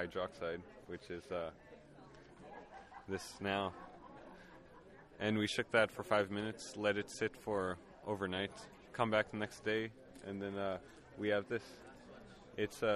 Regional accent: Peguis First Nation, Manitoba, Canada; I'm from Peguis First Nation.

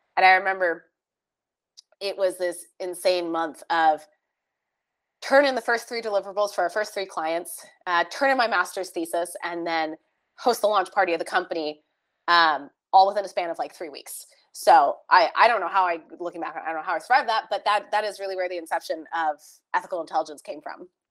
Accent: California, United States; moved away as an adult; also born or lived in Texas; growing up in California in in um, surrounded by tech

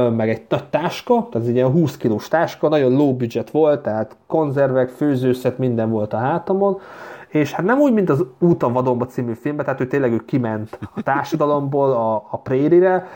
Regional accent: Hungary; moved away as an adult; now in Vienna, Austria; megvan még a magyar mm, útlevelem

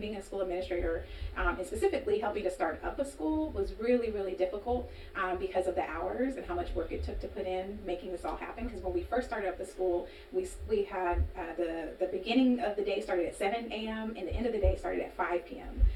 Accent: Sacramento, California, United States; moved away as an adult; also born or lived in New Orleans, Louisiana / Boston, Massachusetts; I'm from Oak Park

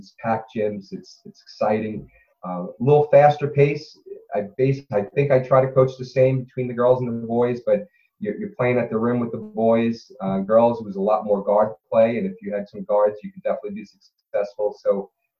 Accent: Baldwin, New York, United States; moved away as an adult; also born or lived in Indiana / Alabama / Massachusetts; now in Tenafly, United States; I grew up in Baldwin, Long Island

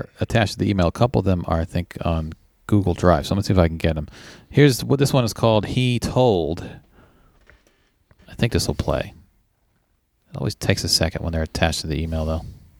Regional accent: Montgomery, Alabama, United States; Oh, yeah, I'm from Montgomery, Alabama, not Atlanta. Oh, okay. No disrespect to Atlanta, but I've never lived there. LOL. Yeah. I'm from the Gump Town.

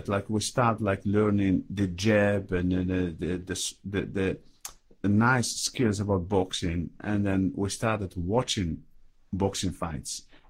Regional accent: Casablanca, Casablanca-Settat, Morocco; born there; yeah, I was born in Casablanca

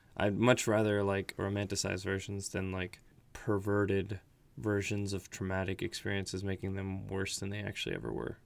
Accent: United States; I was born in the States and grew up in the States for the most part

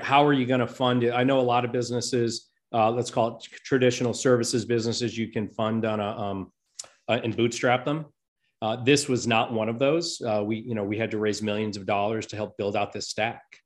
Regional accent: Rhode Island, United States; now in Saint Louis, United States; I grew up on the East Coast in Rhode Island in, uh, in that tiny little state.

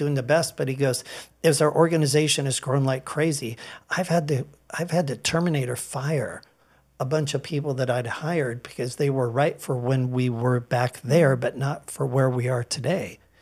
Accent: Edmonds, Washington, United States; I grew up in Edmonds

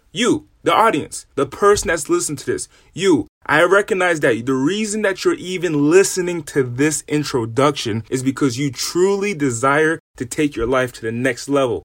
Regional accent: Rhode Island, United States; moved away as an adult; now in California, United States; I'm originally from the East Coast, from a small state in the smallest city in that state. I'm from Rhode Island. And in Rhode Island, I lived in an impoverished area.

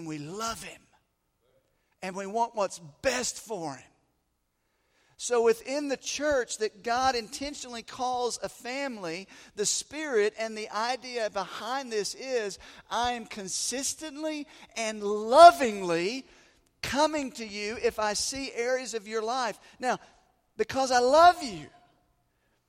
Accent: the South, United States; moved away as an adult; I grew up in the South. I was gone for about 15 years, and then we came back.

